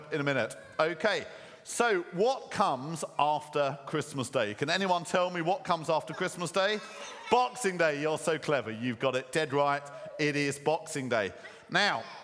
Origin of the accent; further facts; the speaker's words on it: Croydon, London, United Kingdom; When I was young and growing up in Croydon